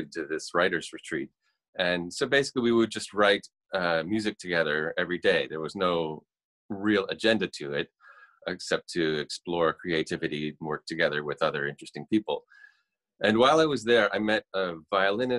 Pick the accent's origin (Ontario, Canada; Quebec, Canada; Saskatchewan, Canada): Ontario, Canada; Toronto; I'm a musician from Canada. Toronto, Canada.